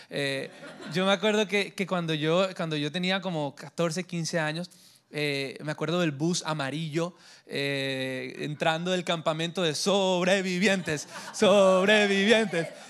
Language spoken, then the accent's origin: Spanish; Colombia; also born or lived in Santa Marta / Miami; Yo soy colombiano de nacimiento